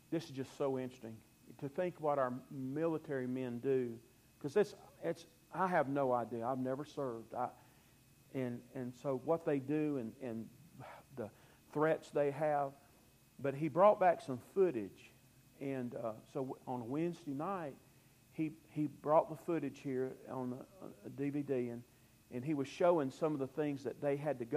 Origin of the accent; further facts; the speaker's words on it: Fairhope, Alabama, United States; born there; I was born in Fairhope, and so for years I spent my summers in Fairhope.